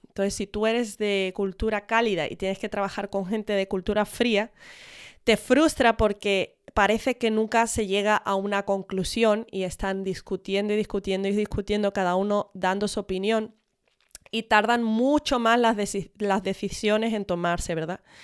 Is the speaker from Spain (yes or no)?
yes; Spain; Mis padres son de Estados Unidos, pero yo me crié en España